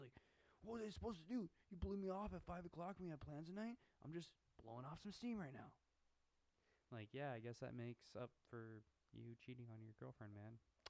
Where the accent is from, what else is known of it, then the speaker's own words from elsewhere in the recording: Midwest, United States; We're from the Midwest